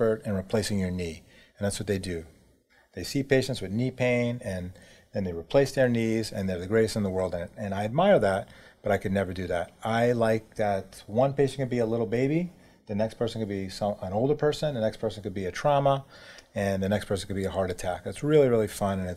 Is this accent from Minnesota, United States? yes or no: no; New York City, New York, United States; I grew up in New York City